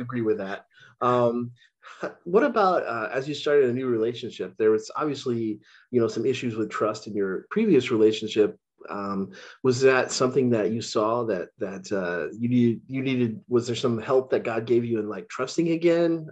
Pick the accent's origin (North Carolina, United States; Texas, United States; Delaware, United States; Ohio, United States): Texas, United States; moved away; also born or lived in Illinois; I grew up in Texas